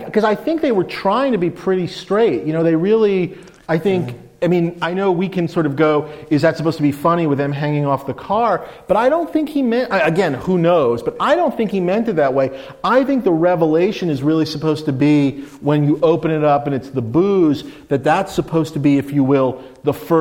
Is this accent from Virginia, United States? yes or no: no; New York, United States; I'm a Jew from New York. I'm a fat Jew from New York.